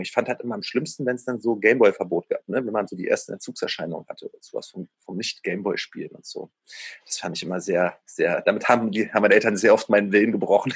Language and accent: German; Berlin, Germany; Also ich bin ja in äh, Ostberlin aufgewachsen, aber direkt äh, in Mitte an der Grenze zu Westberlin